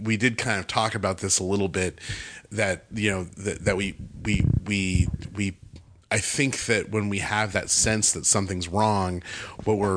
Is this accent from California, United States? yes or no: yes; Bakersfield, California, United States; moved away; I was back home because I grew up in Bakersfield, California